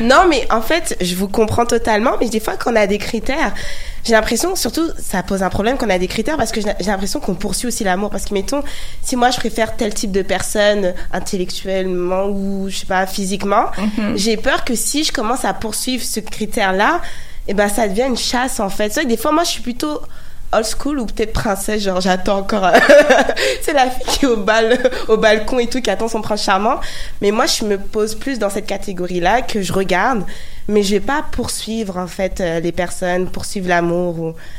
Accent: France; je suis française

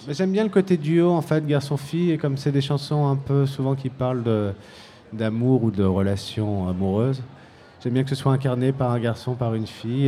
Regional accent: Paris, Île-de-France, France; on vient de Paris, c'est très très bitumé

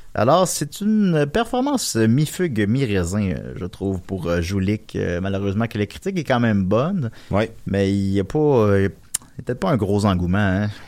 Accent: Quebec, Canada; accent: Québécois; je vais parler en québécois

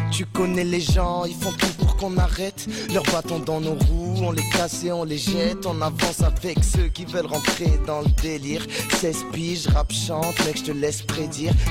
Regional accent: Algeria; also born or lived in Montreal; now in Ottawa, Canada; ouais voilà, ben je... ouais, c'est ça, je suis né en Algérie, je viens d'Algérie, ensuite on est venu ici, et voilà, c'est ça, depuis

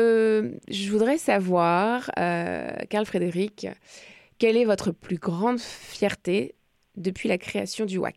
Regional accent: Magdalen Islands, Quebec, Canada; Je viens des de la Madeleine.

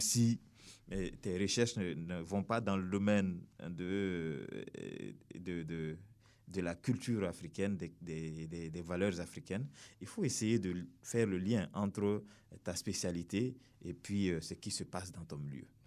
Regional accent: Burkina Faso; nous sommes venus du Burkina Faso

